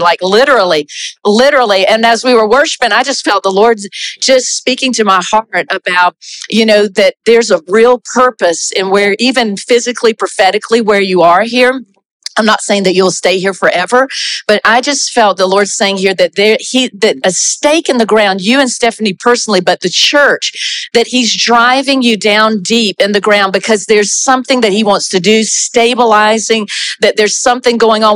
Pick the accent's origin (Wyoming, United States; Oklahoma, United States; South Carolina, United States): South Carolina, United States; also born or lived in Brazil; now in Canada; I'm from South Carolina originally.